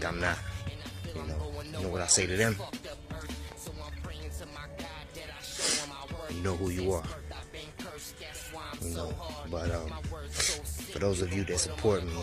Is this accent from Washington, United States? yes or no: no; California, United States; moved away; also born or lived in Pennsylvania / Virginia / Alabama / Georgia; being born and raised in Cali